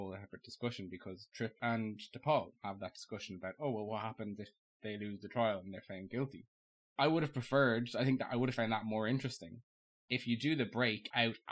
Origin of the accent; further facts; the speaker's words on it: Ireland; I'm Irish